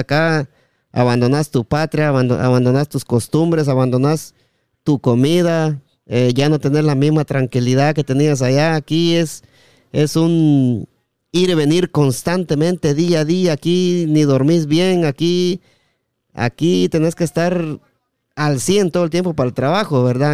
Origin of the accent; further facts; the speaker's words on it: El Progreso, Jutiapa, Guatemala; also born or lived in Las Malvinas; now in United States; estamos aquí en Estados Unidos y somos de Jutiapa, del Progreso especialmente